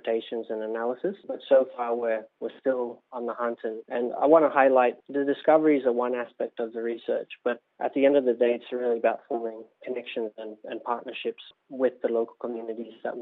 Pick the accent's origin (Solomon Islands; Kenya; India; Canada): Solomon Islands; now in New Zealand; my home country of Solomon Islands